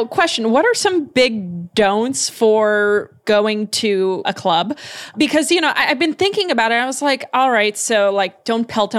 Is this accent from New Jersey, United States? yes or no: yes; northern New Jersey, United States; Growing up in New Jersey